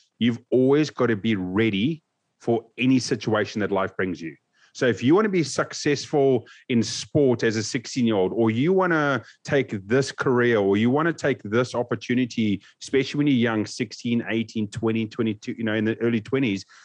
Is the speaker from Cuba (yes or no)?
no; South Africa; Growing up in South Africa